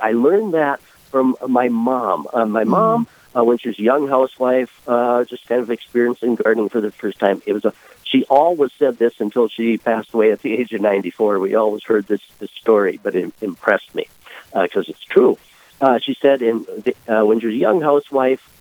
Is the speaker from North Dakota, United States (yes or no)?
yes; Lisbon, North Dakota, United States; I was born and raised in Lisbon, North Dakota, about 75 miles south and west of Fargo